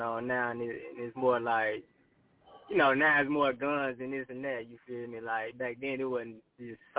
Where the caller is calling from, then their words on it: Houston, Texas, United States; I'm calling from Houston, Texas, Southwest Side to be exact.